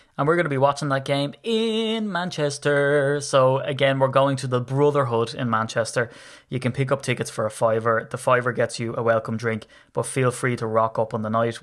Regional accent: Ireland; being an Irish begrudger

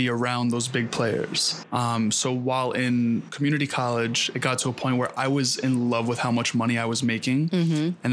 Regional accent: New York City, New York, United States; I grew up in Queens

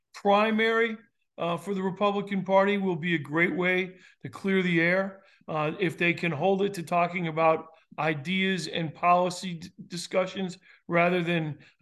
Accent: South Carolina, United States; Well, more than I'm from South Carolina, I have to give the caveat right now.

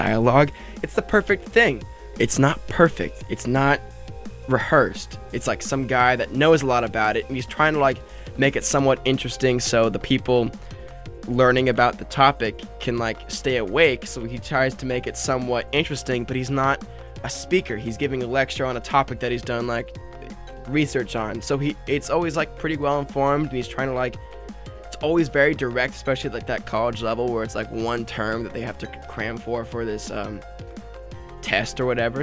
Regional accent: northern Nevada, United States; now in Huntington Beach, United States; I'm from Nevada, this really small town area in northern Nevada, and I moved back down to where a large amount of my family is in Huntington Beach.

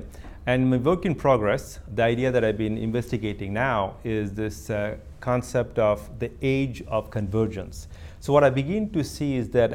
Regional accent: India; now in California, United States; when I was a kid growing up in India

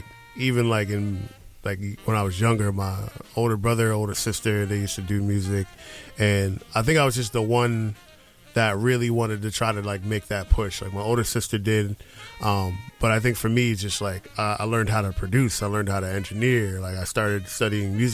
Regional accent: Philadelphia, Pennsylvania, United States; moved away; also born or lived in Atlantic City, New Jersey; I'm from like the Jersey, Philly area

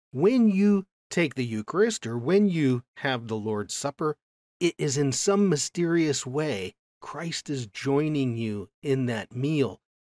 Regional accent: United States; I grew up in America

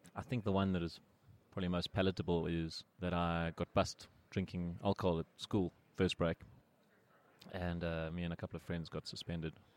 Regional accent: Pretoria, Gauteng, South Africa; I grew up in Pretoria and I went to the Glen High School

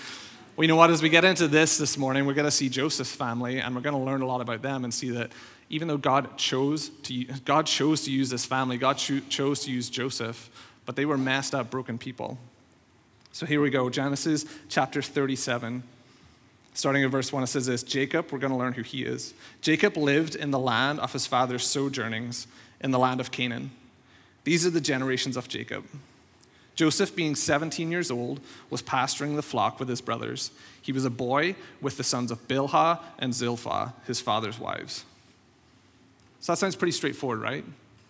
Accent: Northern Ireland, United Kingdom; moved away; I think most of you know, I came over from Northern Ireland around 2011, so I've been here around 5-6 years now.

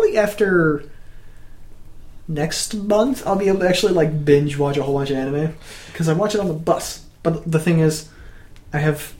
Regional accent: Canada; As a Canadian

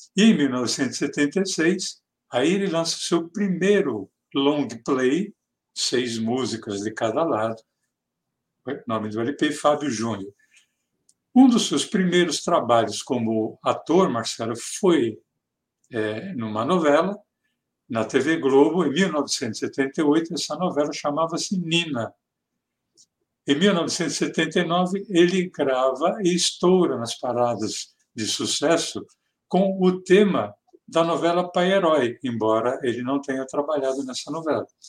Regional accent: Mooca, São Paulo, Brazil; accent: Mooca (São Paulo); o sotaque dele como personagem é muito parecido com o meu o nosso aqui da Moca

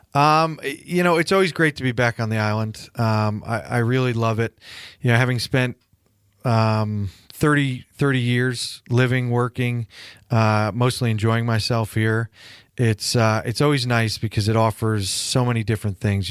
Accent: Connecticut, United States; moved away as an adult; also born or lived in Nantucket; now in California, United States; Growing up in the Northeast, everybody asks, "Yeah, how do you go from Connecticut to California?"

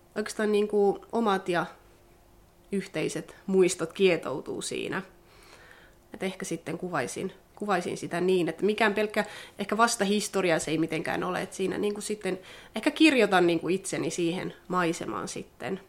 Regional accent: Sodankylä, Lapland, Finland; moved away as an adult; now in Tampere, Finland; olen syntynyt Sodankylässä ja sukulaiset asuu täällä ja perhe asuu Sodankylässä, lapsuuden perhe. Miellän kyllä itseni vieläkin sodankyläläiseksi

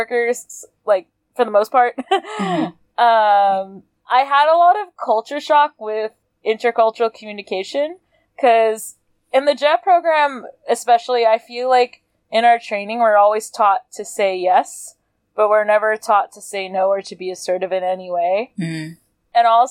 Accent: United States; English is a second language; moved away as an adult; also born or lived in Hamamatsu, Japan / Osaka, Japan; now in Tokyo, Japan; I was American

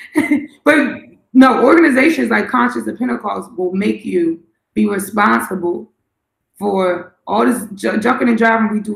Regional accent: Philadelphia, Pennsylvania, United States; now in Washington, D.C., United States; I was in Philly, because I'm from Philly

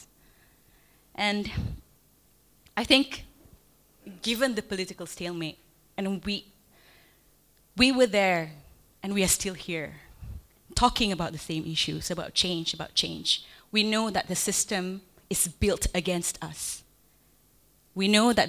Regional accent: Malaysia

